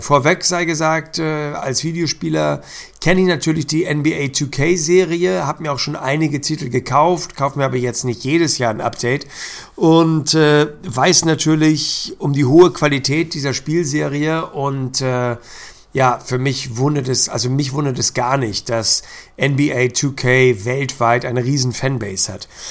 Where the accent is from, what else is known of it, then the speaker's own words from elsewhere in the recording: Hamburg, Germany; als Hamburger